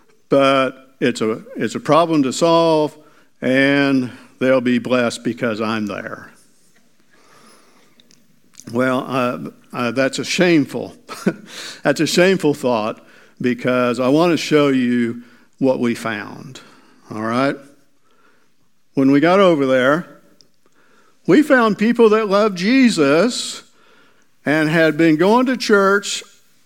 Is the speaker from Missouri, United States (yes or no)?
yes; Miller, Missouri, United States; also born or lived in Mount Vernon, Missouri; I grew up in Miller. My dad was the doctor of Miller, Missouri. So I grew up there, or that area